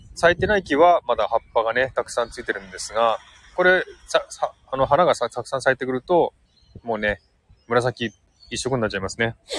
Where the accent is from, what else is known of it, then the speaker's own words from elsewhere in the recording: Saitama, Japan; moved away as an adult; now in Sydney, Australia; うちの実家が埼玉なので、埼玉に帰ります。